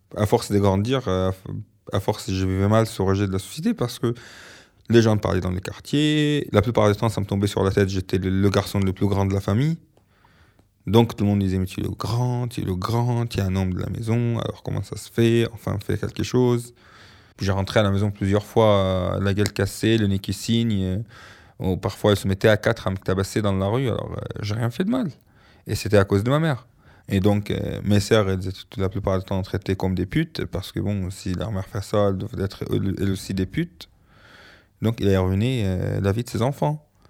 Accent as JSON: {"language": "French", "town": "Alexandria", "region": "Alexandria Governorate", "country": "Egypt", "tie": "born or raised there", "second_language": "French", "moved": "as an adult", "said": "quand je suis parti de l'Égypte"}